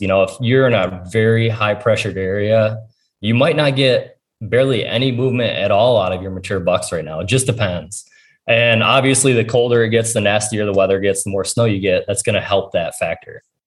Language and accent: English; Ohio, United States; it's my home state